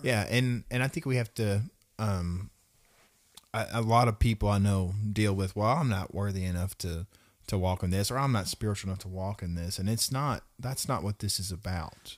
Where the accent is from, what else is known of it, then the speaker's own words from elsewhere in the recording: Russellville, Arkansas, United States; I come from Russellville, Arkansas.